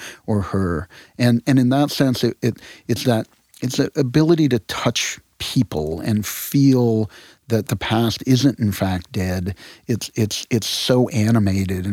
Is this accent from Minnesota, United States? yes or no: no; Connecticut, United States; moved away; also born or lived in New Orleans; I grew up in Connecticut